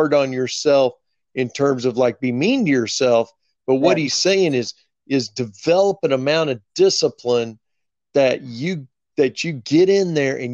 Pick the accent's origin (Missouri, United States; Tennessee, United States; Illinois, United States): Missouri, United States; right outside of Kansas City; moved away as an adult; now in Dallas, United States; I grew up right outside of Kansas City, Missouri